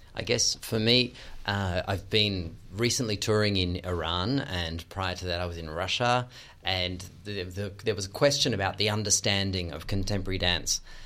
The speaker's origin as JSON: {"language": "English", "country": "Australia", "moved": "yes", "said": "as an Australian"}